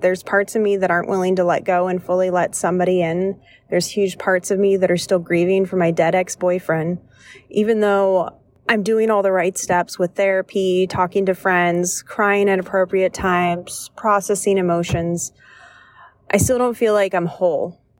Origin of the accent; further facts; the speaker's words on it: Washington, United States; moved away as an adult; also born or lived in the South; I left, left my home state up in Washington and moved down to the South